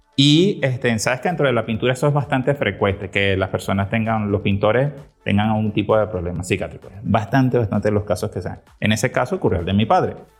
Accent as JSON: {"language": "Spanish", "country": "Venezuela", "said": "nosotros los venezolanos"}